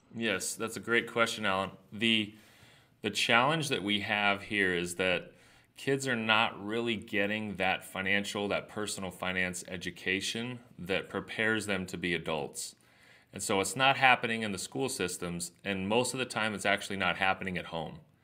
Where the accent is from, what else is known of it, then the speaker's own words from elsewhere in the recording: Southern California, United States; I grew up here in Southern California